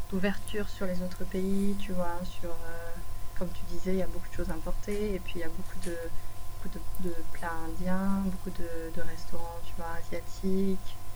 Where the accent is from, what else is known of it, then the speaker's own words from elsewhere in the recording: Bordeaux, Nouvelle-Aquitaine, France; je viens de Bordeaux, tu vois, c'est le sud-ouest